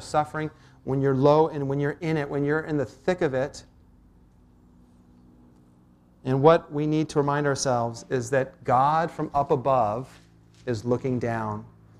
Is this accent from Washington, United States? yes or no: yes; Port Townsend, Washington, United States; I was born and raised up in Port Townsend.